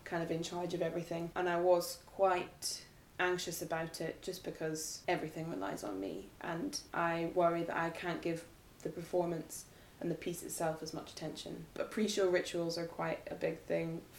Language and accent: English; Edinburgh, Scotland, United Kingdom; moved away; I grew up in Edinburgh